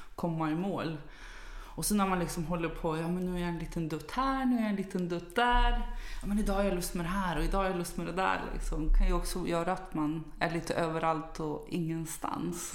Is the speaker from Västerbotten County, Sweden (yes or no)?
yes; Umeå, Västerbotten County, Sweden; moved away; jag kommer ju från Umeå ursprungligen